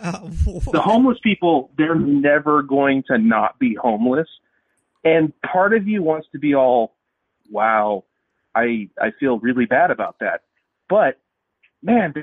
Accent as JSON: {"language": "English", "town": "Los Angeles", "region": "California", "country": "United States", "tie": "born or raised there", "said": "I was born in Los Angeles"}